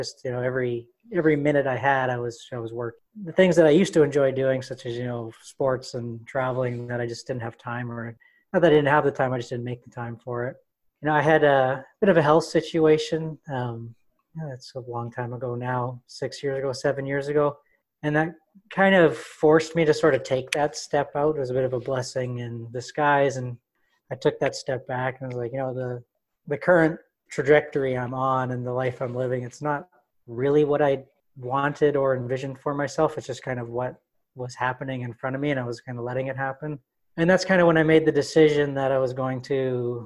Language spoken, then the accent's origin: English; Winnipeg, Manitoba, Canada; I'm from Winnipeg, Manitoba, up in Canada.